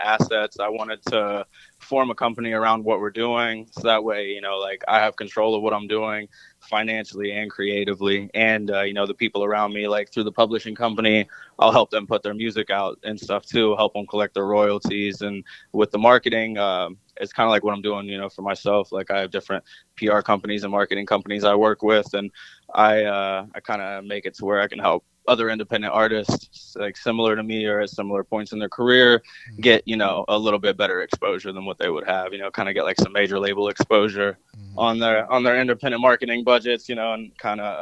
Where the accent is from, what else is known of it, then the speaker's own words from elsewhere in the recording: Cincinnati, Ohio, United States; now in Los Angeles, United States; I'm from Cincy, so I grew up all around the city